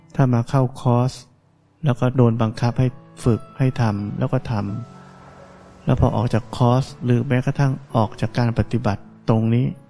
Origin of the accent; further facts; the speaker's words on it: Thailand; เราได้เกิดมาในประเทศไทยนี้